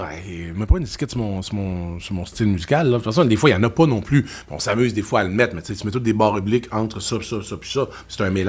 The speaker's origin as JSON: {"language": "French", "region": "Quebec", "country": "Canada", "said": "Euh, ben, je te dirais juste parce qu'on est Québécois. Puis les Québécois, dans tous les métiers, quand on est bon, on est excellent."}